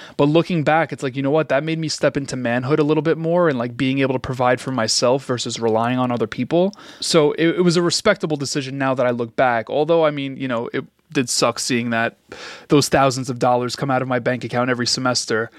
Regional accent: New York City, New York, United States; growing up in Queens

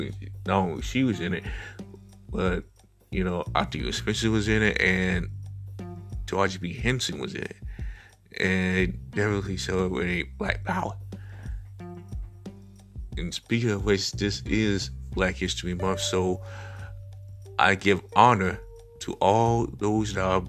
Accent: South Korea; when you know I come from South Korea, I mean, I have Korean brothers and sisters.

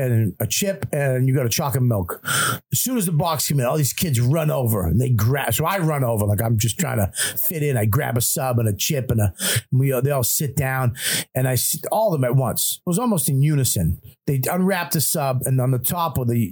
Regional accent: Medford, Massachusetts, United States; I grew up in Medford.

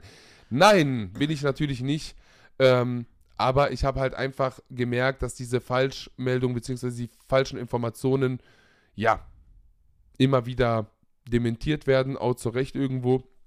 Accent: Germany; ich bin auch in Deutschland aufgewachsen

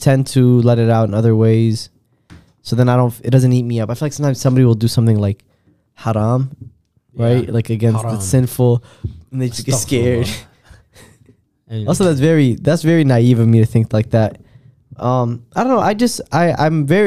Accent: Rockford, Illinois, United States; I grew up in Rockford

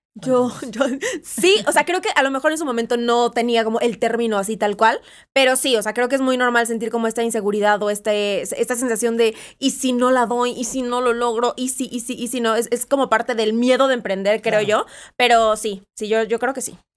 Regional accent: Veracruz, Mexico; yo soy de Veracruz, orgullosamente jarocha.

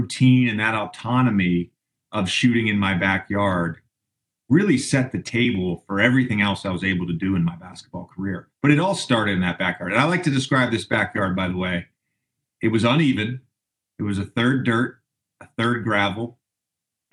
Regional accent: Roanoke, Virginia, United States; also born or lived in Tennessee; we grew up in Tennessee and Southwest Virginia

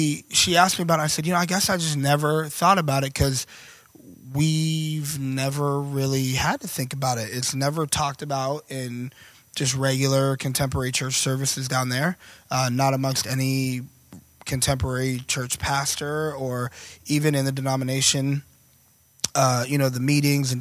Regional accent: Orlando, Florida, United States; moved away; we're from Orlando

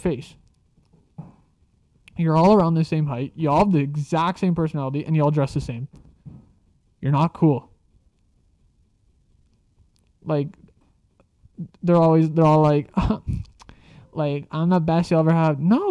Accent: Canada; I'm a Canadian

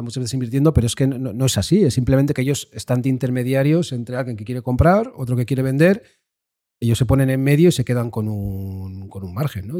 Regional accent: Basque Country, Spain; yo como decías, vengo del País Vasco.

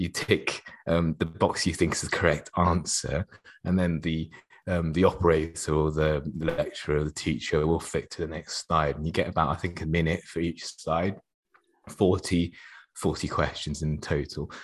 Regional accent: Oxford, South East England, United Kingdom; was growing up in Oxford.

